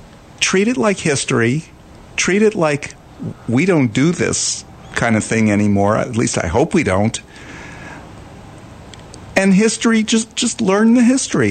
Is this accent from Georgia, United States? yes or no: no; New York, United States; now in Dallas, United States; I grew up in New York.